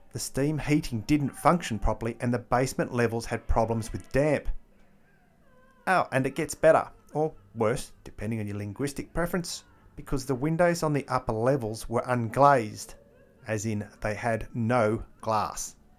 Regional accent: Melbourne, Victoria, Australia; It's actually my hometown

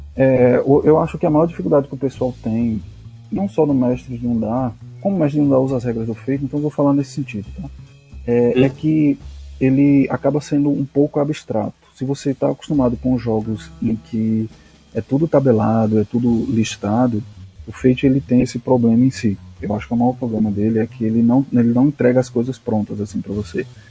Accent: Pernambuco, Brazil; eu sou de Pernambuco

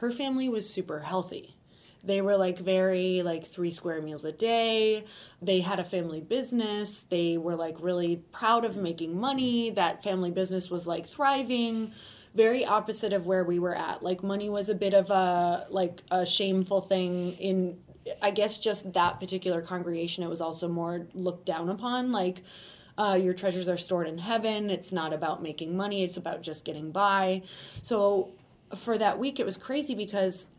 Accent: Upper Peninsula of Michigan, United States; I'm from Upper Michigan, which is in a really, really tiny town. It's literally about 3 hours from anything that resembles a city. So really in the woods, which was great growing up for the most part.

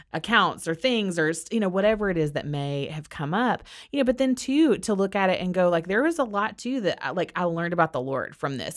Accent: Orlando, Florida, United States; we grew up in Orlando, Florida

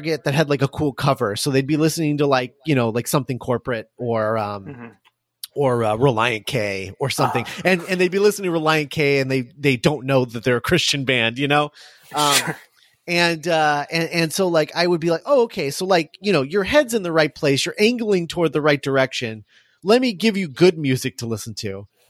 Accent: Midwest, United States; I'm from the Midwest. I had to deal with it a lot. It was a rough time in high school

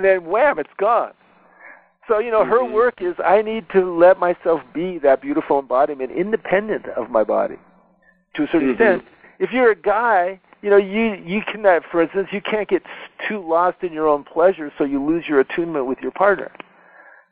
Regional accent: United States; I'm an American

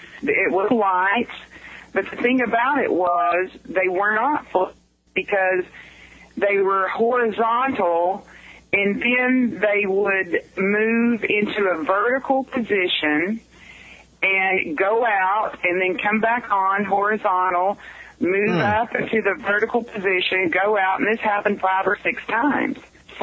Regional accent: Stephenville, Texas, United States; born there; I was born in the Stephenville Hospital.

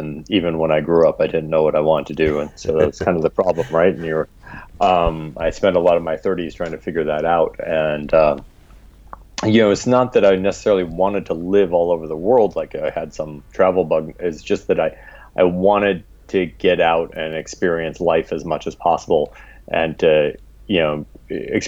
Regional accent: Washington, District of Columbia, United States; also born or lived in Brooklyn, New York / Maryland; I grew up in the D.C. metro area and in Brooklyn, New York. We split our time. When I was 10, we moved from the D.C. metro area to Brooklyn. And then when I was 16, we moved back to Maryland

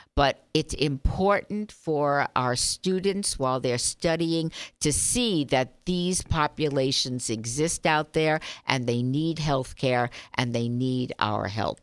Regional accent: Las Vegas, Nevada, United States; I grew up here, as you know. My family's been here fifty-five years

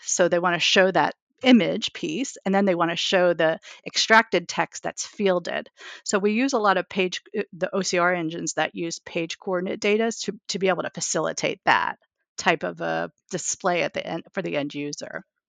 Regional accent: New York, United States; I'm a New Yorker

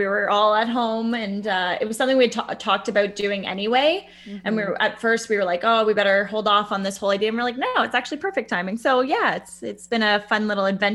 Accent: Bracebridge, Ontario, Canada; also born or lived in the city (birthplace); I grew up in Bracebridge in Muskoka. I grew up on Gibbs Road

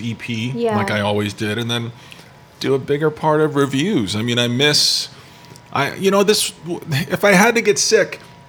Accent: East Coast, United States; now in Vancouver, Canada; I'm from the East Coast.

